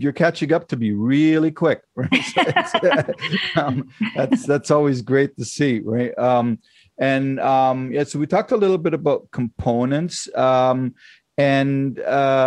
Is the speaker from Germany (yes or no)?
yes; Germany; moved away; I grew up in Germany and trained in Germany